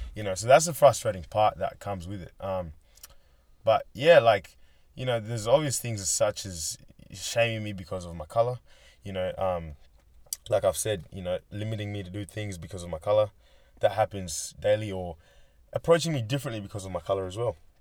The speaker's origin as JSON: {"language": "English", "country": "Australia", "tie": "born or raised there", "also_born_or_lived": "Kenya", "said": "I'm from Kenya originally, came here when I was seven. I've grown up pretty much as an Australian"}